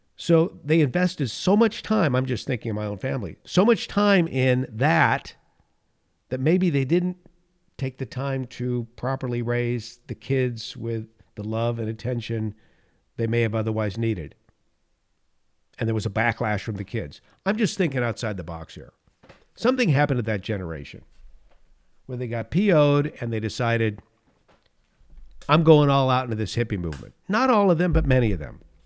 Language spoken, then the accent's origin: English; California, United States; I was born in California, I, I lived in this state mo-, most, in the Golden State most of my life